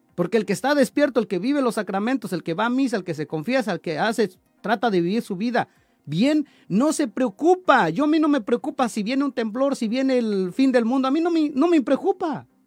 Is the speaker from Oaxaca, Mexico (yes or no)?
yes; Chalcatongo, Oaxaca, Mexico; moved away; de allá de mi pueblo de Chalcatongo